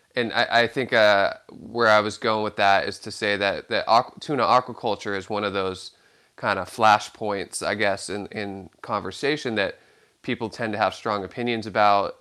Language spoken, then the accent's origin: English; Santa Cruz, California, United States; growing up in Santa Cruz, California